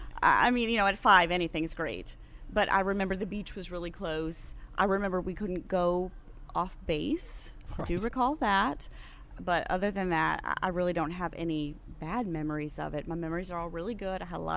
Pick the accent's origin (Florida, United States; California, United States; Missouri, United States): California, United States; born there; I was born in California. I've lived all over. Couple of foreign countries